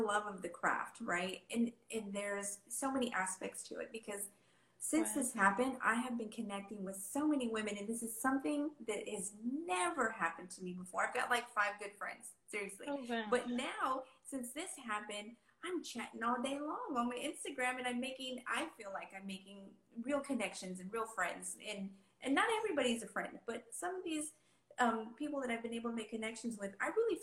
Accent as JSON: {"language": "English", "region": "Texas", "country": "United States", "said": "I'm Hispanic. I'm from Texas"}